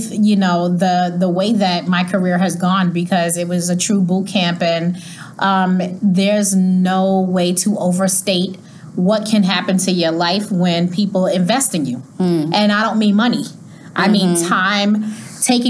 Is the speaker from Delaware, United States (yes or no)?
no; New York City, New York, United States; also born or lived in Miami, Florida; that block is 112th Road, and I grew up on that street in Jamaica, Queens